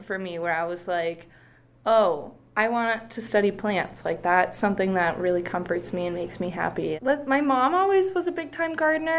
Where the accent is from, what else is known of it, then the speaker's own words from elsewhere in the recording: Bozeman, Montana, United States; moved away as an adult; now in Missoula, United States; I grew up in Bozeman my whole life